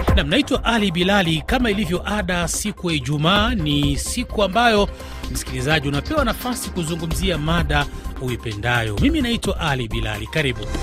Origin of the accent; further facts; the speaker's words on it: DR Congo; now in Bujumbura, Burundi; wakongomani wenzangu